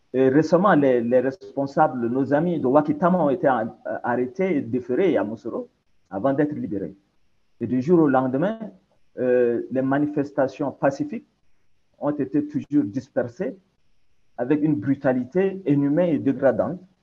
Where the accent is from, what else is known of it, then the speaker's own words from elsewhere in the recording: Chad; On est des Tchadiens, on est des frères